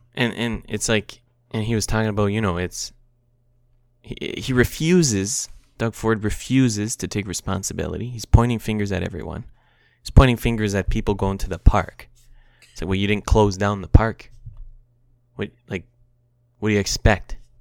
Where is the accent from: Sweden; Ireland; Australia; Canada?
Canada; as a Canadian